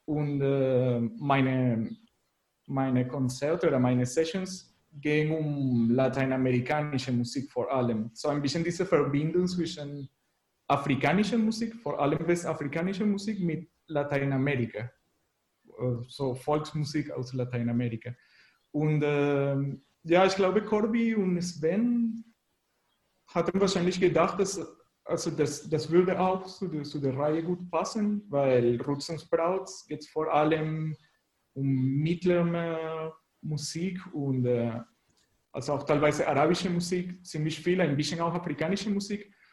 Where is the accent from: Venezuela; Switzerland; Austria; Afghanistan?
Venezuela; German is a second language; now in Leipzig, Germany; ich komme aus Venezuela und wohne hier in Leipzig seit ein bisschen länger als sechs Jahren schon.